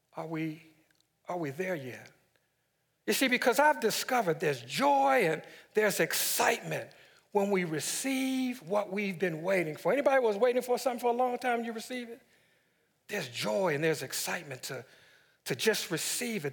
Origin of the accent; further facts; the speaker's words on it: Washington, District of Columbia, United States; my hometown, D C